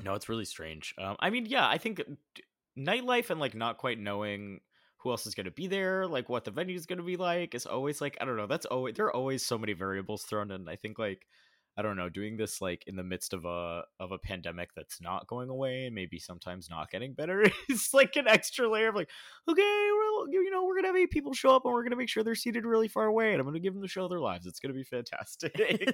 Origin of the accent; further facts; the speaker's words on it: Oviedo, Florida, United States; also born or lived in Orlando, Florida; I was born in Orlando in Central Florida, and I lived most of my life in a really small town, like, east of Orlando called Oviedo, Florida